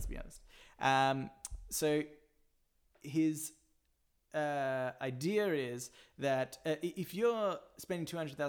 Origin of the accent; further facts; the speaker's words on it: Australia; But we're from Australia